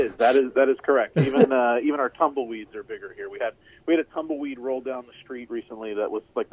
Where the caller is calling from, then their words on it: San Angelo, Texas, United States; I'm calling in from San Angelo, Texas, which is in west central Texas. So basically somewhere between Lubbock and San Antonio in a north-south direction.